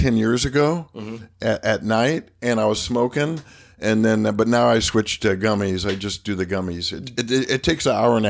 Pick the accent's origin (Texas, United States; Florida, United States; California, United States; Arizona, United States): Arizona, United States; Phoenix; I grew up in Phoenix